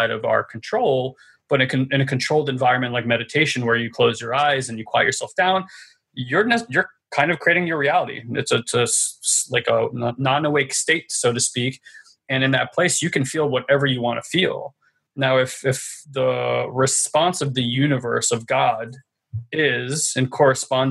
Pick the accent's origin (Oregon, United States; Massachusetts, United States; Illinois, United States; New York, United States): New York, United States; New York City; we're New Yorkers, right? It's the city of resiliency.